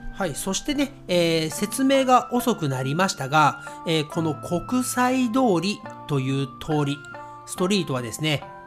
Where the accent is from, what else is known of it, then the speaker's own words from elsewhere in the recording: Nagoya, Aichi, Japan; accent: Nagoya accent, sometimes Kansai accent; 私のね、えー、まあ、名古屋アクセントとかね、えー、私関西のアクセントも時々出る